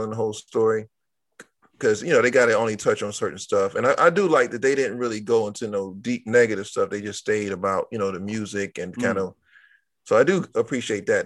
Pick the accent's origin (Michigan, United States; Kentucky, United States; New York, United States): Michigan, United States; Detroit; From my hometown